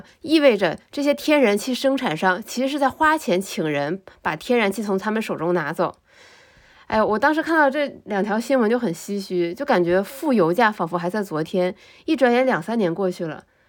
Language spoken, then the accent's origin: Chinese; China; 而且是一个非常值得我们中国人骄傲的一些新闻